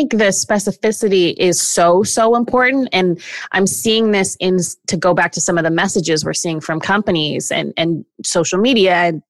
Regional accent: Canada; I'm Canadian

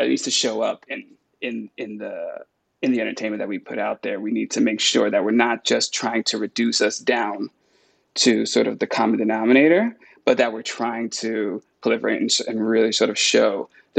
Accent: California, United States; I grew up in California. I'm New Yorican, but I grew up in California.

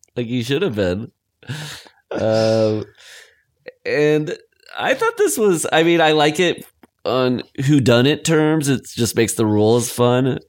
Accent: Lamar, United States; my hometown

